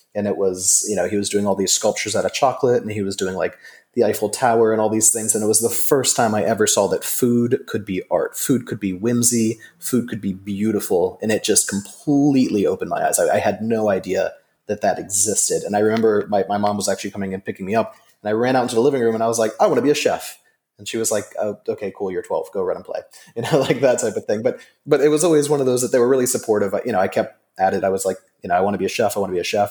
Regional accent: Delaware, United States; also born or lived in California; now in Bangkok, Thailand; basically raised in Delaware, which is the third smallest state, really tiny East Coast, Mid Atlantic.

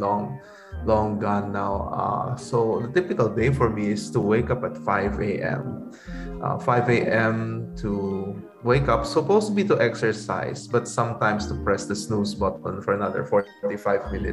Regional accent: San Fernando, Central Luzon, Philippines; also born or lived in Manila; now in Bacolod, Philippines; I grew up in San Fernando, Pampanga

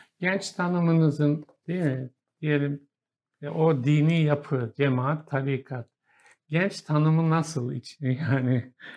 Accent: Kahramanmaraş, Turkey; Maraş, ben Maraşlıyım

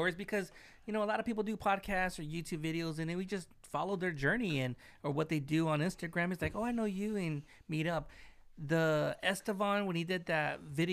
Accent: Long Beach, California, United States; I'm from Long Beach

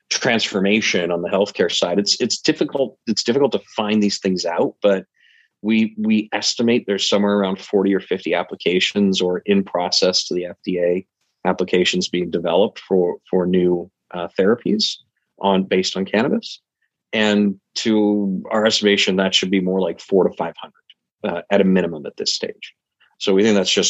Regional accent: Calgary, Alberta, Canada; also born or lived in Michigan / Manhattan / Florida; now in United States; I'm a bit of a nomad. Uh, I was from Canada originally, um, Calgary, out in Alberta. That's where I was born, Mm-hmm. Um, first moved to Michigan in the U.S., uh, then did a dozen or so years in Manhattan

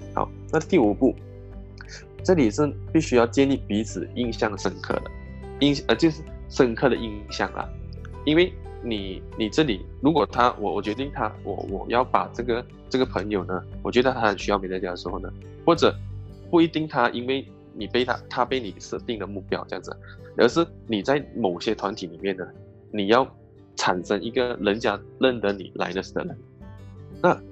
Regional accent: Malaysia; also born or lived in Singapore; 我是来自马来西亚的

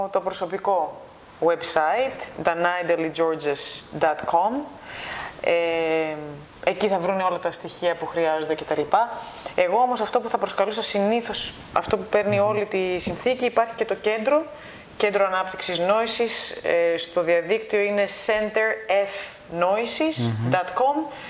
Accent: Greece; moved away as an adult; Εγώ έφυγα από την Ελλάδα τυχαία πριν έρθει η κρίση. Αυτό που ονομάζουμε κρίση, εντάξει. Και πραγματικά έφυγα τυχαία. Εγώ έφυγα να σπουδάσω.

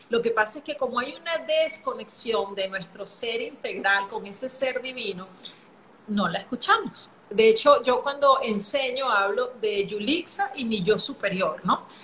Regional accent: Venezuela; also born or lived in Brazil / Singapore; now in Panama; soy venezolana, ahorita vivo ah, en Panamá, pero He, vivido, en Brasil, en Singapur

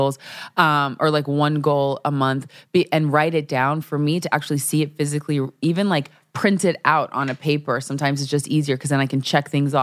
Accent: Nebraska, United States; I'm from Nebraska

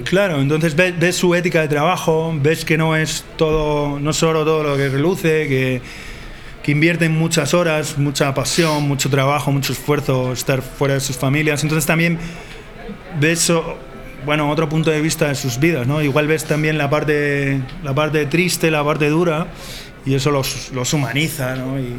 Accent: Basque Country, Spain; moved away; como buen vasco

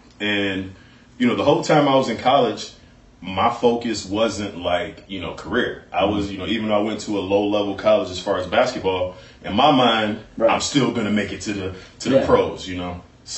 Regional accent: Chicago, Illinois, United States; I'm from Chicago, from a big city.

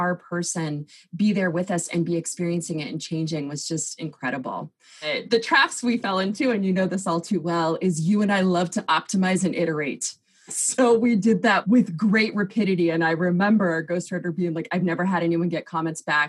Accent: Southern California, United States; now in Seattle, United States; I live in Seattle, Washington in the US, but I grew up in Southern California

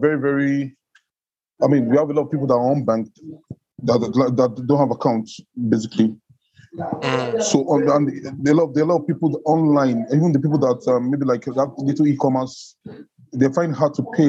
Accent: Nigeria; I'm an entrepreneur from Nigeria

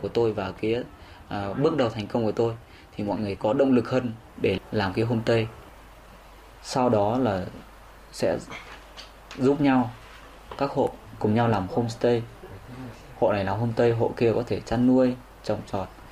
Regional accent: Y Tý, Lào Cai, Vietnam; ở y tí ở quê hương mình

